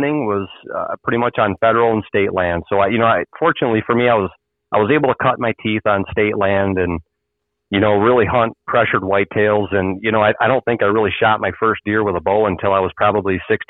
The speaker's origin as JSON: {"language": "English", "town": "Muskegon", "region": "Michigan", "country": "United States", "tie": "born or raised there", "said": "I was born and raised in West Michigan, a little town, Muskegon."}